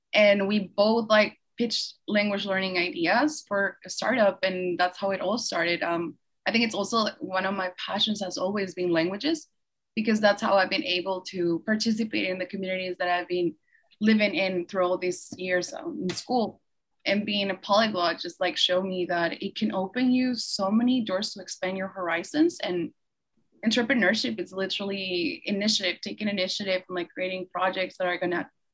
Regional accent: Peru; now in United States; I'm born and raised in Peru.

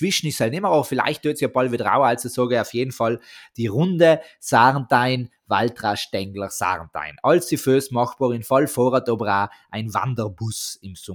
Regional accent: South Tyrol, Italy; Almenlandschaften bei uns in Südtirol sind einfach...

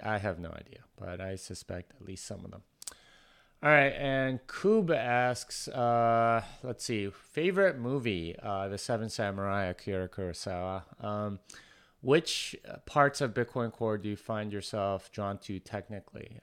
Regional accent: Texas, United States; I'm from Texas, and I want people to know that I'm from Texas

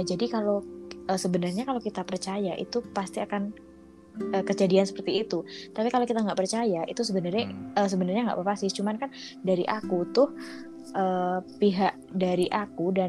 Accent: Java, Indonesia; ini uh, kita kan orang Jawa ya.

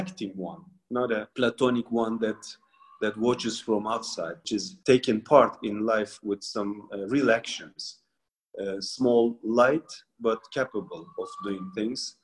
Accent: Mardin, Turkey; I'm also from Mardin

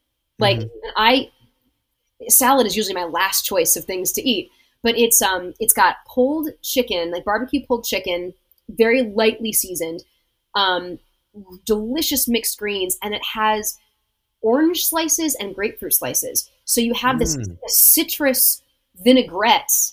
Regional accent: Ohio, United States; moved away; I was raised in Ohio, and I was raised very meat and potatoes

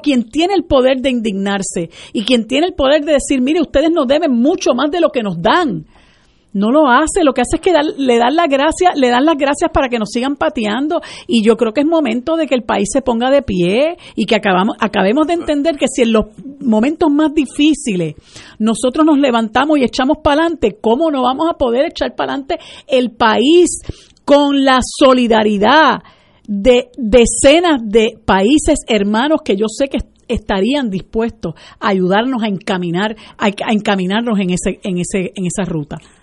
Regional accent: Puerto Rico; nosotros somos una colonia de los Estados Unidos

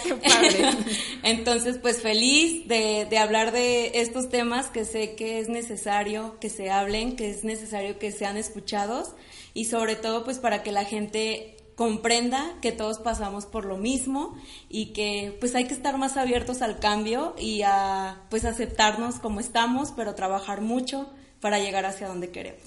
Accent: Guadalajara, Jalisco, Mexico; soy de aquí de la ciudad de Guadalajara, amo ser de Guadalajara.

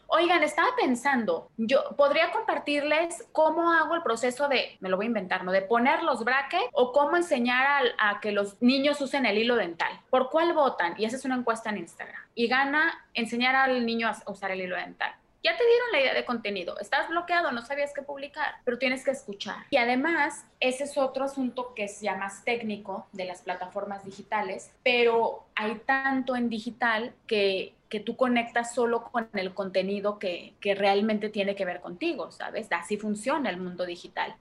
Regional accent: Mexico

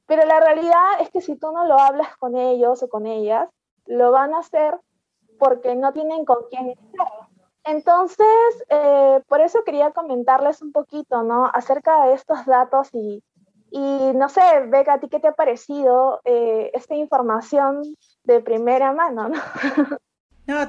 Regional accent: Peru; Yo soy de Perú

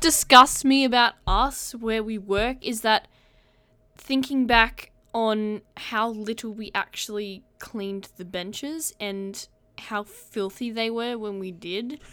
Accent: Australia

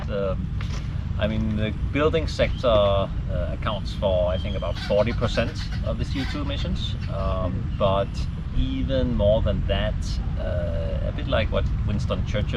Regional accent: Copenhagen, Capital Region of Denmark, Denmark; moved away as an adult; now in Malaysia; Well, I'm from Copenhagen, so that's one of the cycling capitals of the world.

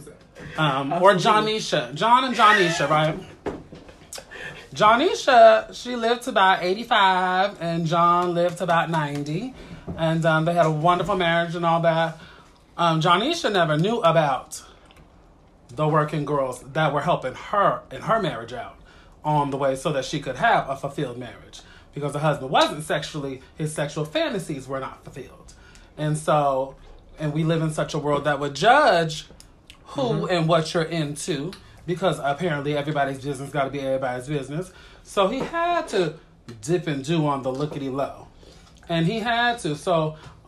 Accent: East Coast, United States; I was born on the East Coast

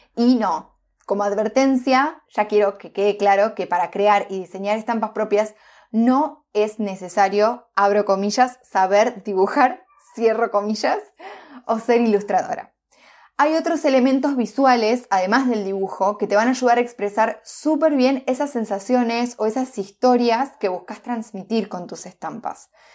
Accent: Entre Ríos, Argentina; moved away; also born or lived in Neuquén; yo soy de Entre Ríos, una provincia de, Argentina.

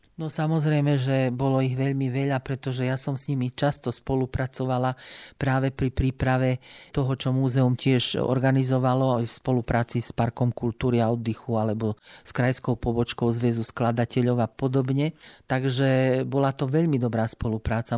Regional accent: Lučenec, Banská Bystrica Region, Slovakia; moved away as an adult; now in Banská Bystrica, Slovakia; do Banskej Bystrice som prišla z Lučenca, kde som teda vyrastala, v roku 1969 na pedagogickú fakultu

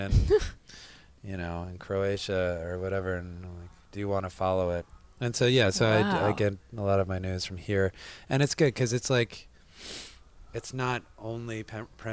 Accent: United States; I'm American too

